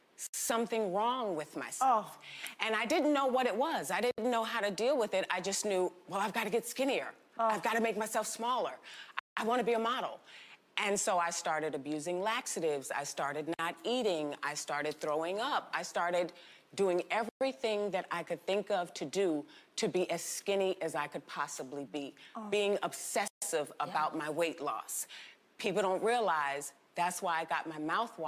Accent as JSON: {"language": "English", "region": "New York", "country": "United States", "said": "we're from New York"}